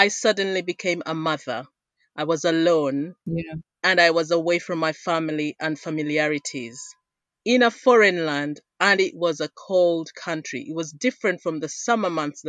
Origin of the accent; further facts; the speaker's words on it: Uganda; moved away; I was born and raised in Uganda.